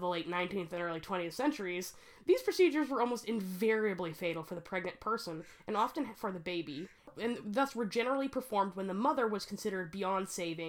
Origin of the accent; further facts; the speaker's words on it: United States; We're American.